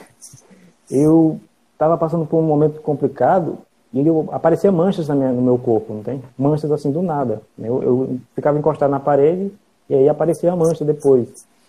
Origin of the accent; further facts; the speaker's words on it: Pará, Brazil; now in Imperatriz, Brazil; eu não sou daqui de Imperatriz, eu sou lá do Pará